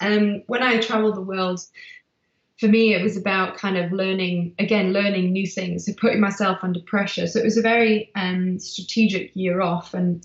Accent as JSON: {"language": "English", "country": "South Africa", "tie": "born or raised there", "said": "because I was born in South Africa, a race I used to do as a kid."}